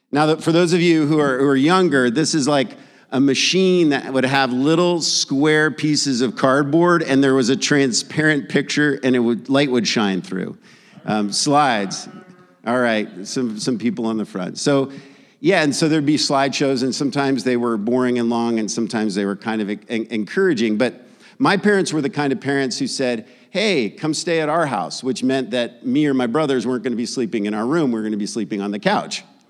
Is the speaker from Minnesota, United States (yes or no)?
no; San Jose, California, United States; also born or lived in New York; when we moved, um, at, at, I, age of ten, I moved from New York to San Jose, California